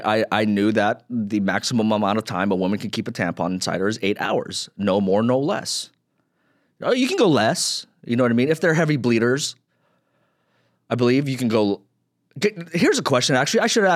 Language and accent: English; Philippines; I'm a straight Filipino guy. You know, before 2020, before all this, you know, the social justice stuff, before 2020, everyone would always get confused with me for being a Filipino.